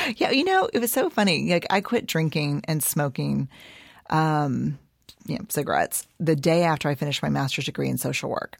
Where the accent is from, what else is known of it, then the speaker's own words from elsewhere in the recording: Houston, Texas, United States; also born or lived in San Antonio; I was born in San Antonio and, um, raised in Houston